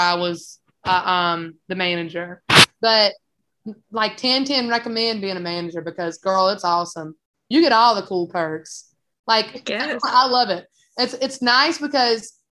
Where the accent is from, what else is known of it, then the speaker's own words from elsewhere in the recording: South Boston, Virginia, United States; moved away as an adult; now in North Carolina, United States; it's my hometown